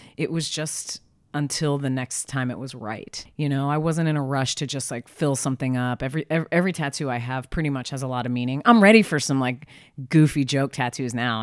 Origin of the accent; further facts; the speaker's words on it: Philadelphia, Pennsylvania, United States; now in Portland, United States; I'm from Philly.